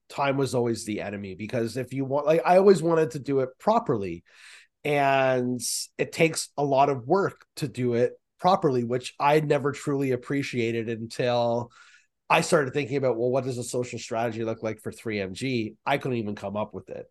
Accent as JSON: {"language": "English", "town": "Markham", "region": "Ontario", "country": "Canada", "also_born_or_lived": "Peterborough, Ontario", "said": "I'm from Markham and Peterborough, and my parents live in Peterborough now."}